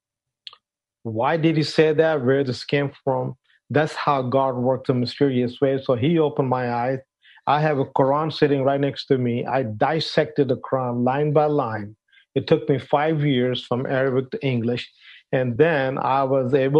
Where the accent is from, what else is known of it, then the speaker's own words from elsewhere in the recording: Pakistan; moved away as an adult; also born or lived in Arlington, Texas, United States; now in United States; originally, I'm from Pakistan. I grew up in Pakistan